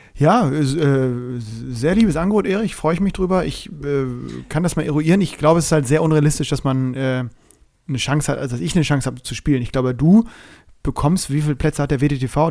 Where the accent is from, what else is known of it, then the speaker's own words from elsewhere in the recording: Bremen, Germany; mich als Bremer